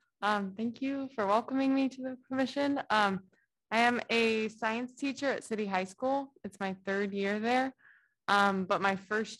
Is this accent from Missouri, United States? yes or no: yes; Columbia, Missouri, United States; moved away as an adult; now in Iowa City, United States; I'm originally from Missouri, Columbia, Missouri, but I intended to go back and loved Iowa City enough that I didn't.